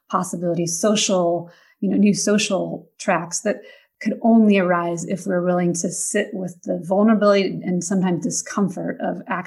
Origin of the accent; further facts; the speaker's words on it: Pacific Northwest, United States; moved away; my upbringing, growing up in the Pacific Northwest